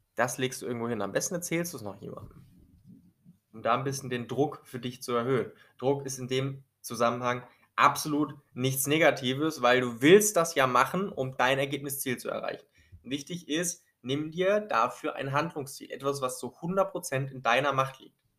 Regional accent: Germany; bei uns in Deutschland

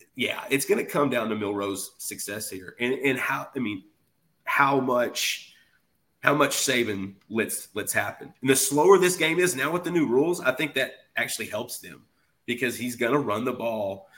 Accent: Dallas, Texas, United States; also born or lived in Houston; I grew up around Dallas, you know, at younger.

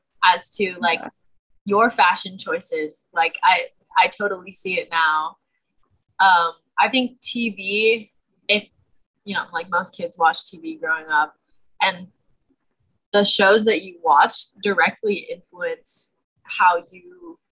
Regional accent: West Coast, United States; moved away as an adult; also born or lived in Chicago; I'm from the West Coast

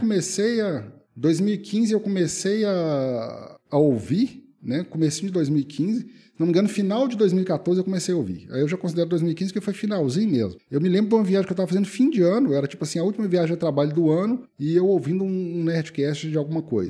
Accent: Minas Gerais, Brazil; eu sou mineiro, né? Nascido e residente em Minas até hoje. Nunca saí de Minas a não ser que a não ser para passeio. Nunca morei fora.

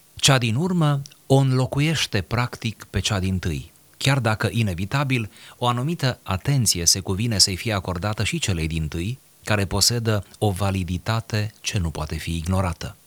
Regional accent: Romania; suntem români

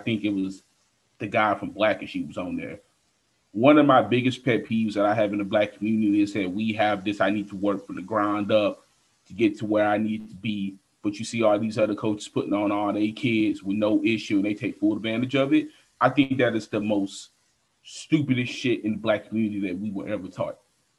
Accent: United States; it's because we grew up in America, the racism, slavery.

